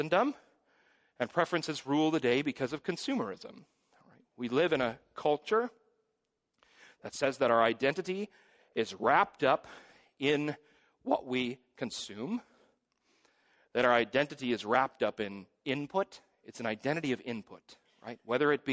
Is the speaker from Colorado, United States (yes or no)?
no; Hingham, Wisconsin, United States; when I was growing up in Hingham Reformed Church